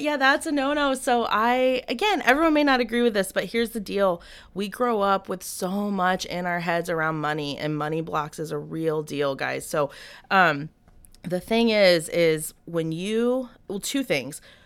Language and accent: English; Ocala, Florida, United States; moved away; also born or lived in Lake City, Florida; born in Lake City, but raised in the Ocala area